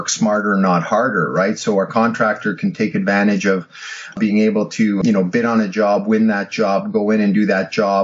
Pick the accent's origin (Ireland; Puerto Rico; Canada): Canada; also born or lived in Ottawa; as a Canadian and you know, living in Ottawa